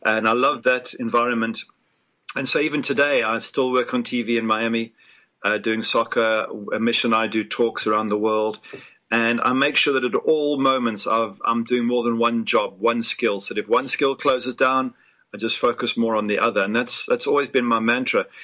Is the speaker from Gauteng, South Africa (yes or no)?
yes; Johannesburg, Gauteng, South Africa; moved away as an adult; also born or lived in Ipswich, England / Cape Town, South Africa; now in Florida, United States; I, am basically South African in the sense that um, I grew up there and I see myself as South African